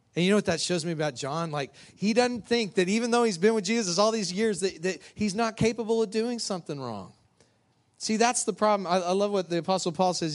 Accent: West Texas, United States; moved away as an adult; now in Louisiana, United States; somebody who grew up out in Texas, West Texas

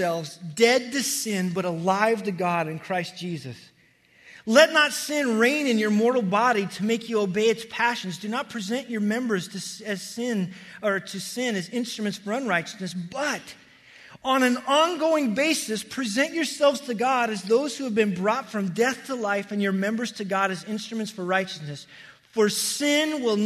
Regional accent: Wyoming, United States; where I grew up in Wyoming

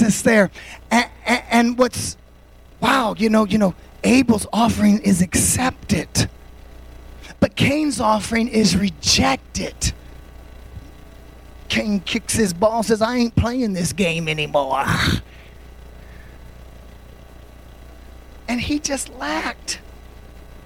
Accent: United States

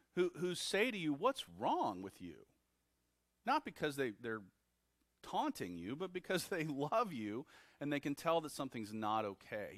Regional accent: Texas, United States; I was born in Texas

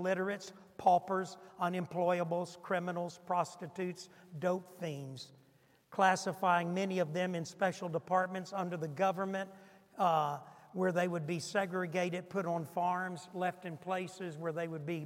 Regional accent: Niagara Falls, New York, United States; I come from Niagara County

